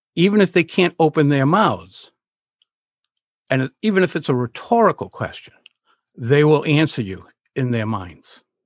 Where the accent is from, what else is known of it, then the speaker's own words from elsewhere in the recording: Rhode Island, United States; I'm from Rhode Island. I've spent the vast majority of my life here